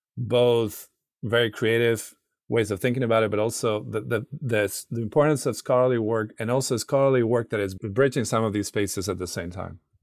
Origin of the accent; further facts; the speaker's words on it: Granada, Andalusia, Spain; moved away as an adult; now in St. Louis, United States; I'm not from St. Louis. I'm originally from Granada, it's a city in the south of Spain